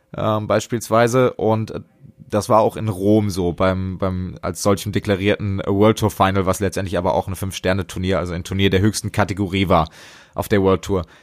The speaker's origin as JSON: {"language": "German", "region": "Hesse", "country": "Germany", "said": "als Hesse, ich bin ja gerade auch im Frankfurter und Wiesbadener Raum unterwegs"}